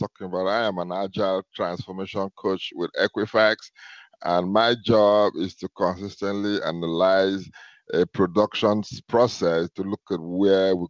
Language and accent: English; Akwa Ibom, Nigeria; now in Atlanta, United States; I'm from Akwa Ibom